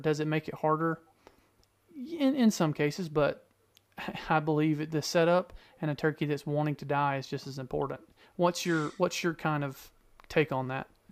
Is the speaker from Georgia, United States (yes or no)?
yes; Georgia, United States; I grew up in Georgia